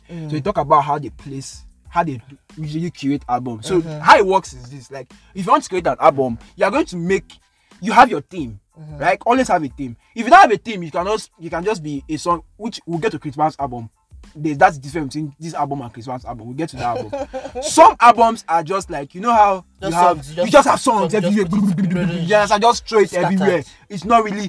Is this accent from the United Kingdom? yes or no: yes; United Kingdom; I'm British